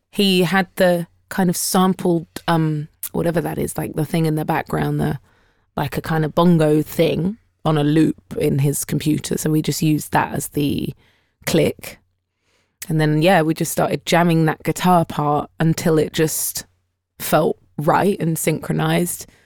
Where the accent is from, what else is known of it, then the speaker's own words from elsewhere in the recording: United Kingdom; we are British